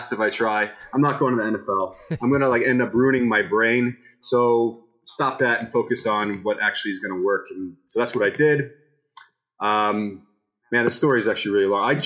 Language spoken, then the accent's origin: English; Tampa, Florida, United States; I'm from Tampa, Florida